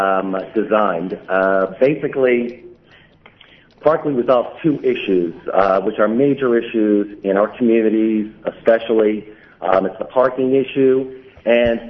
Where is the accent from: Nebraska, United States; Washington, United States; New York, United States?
New York, United States; Brooklyn; I was born and bred in Brooklyn. I live in Brooklyn currently